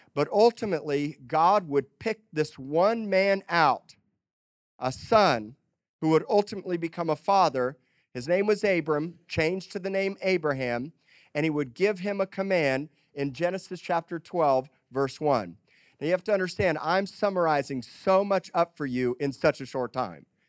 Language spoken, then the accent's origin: English; Miami, Florida, United States; now in Texas, United States; I was born in Miami, Florida, and was a proud Floridian